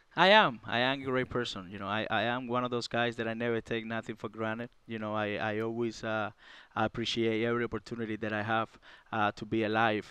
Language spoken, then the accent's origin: English; Cuba; moved away; I came from Cuba, and, uh, it was very tough for me down there in Cuba